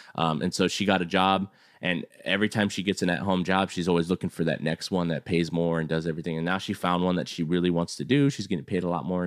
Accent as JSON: {"language": "English", "town": "San Antonio", "region": "Texas", "country": "United States", "tie": "born or raised there", "also_born_or_lived": "California", "said": "I'm a Texas boy, but I lived in California for, for two years, came back, and he was the first kid that I met, uh, coming back. So he was my first friend back to, to San Antonio"}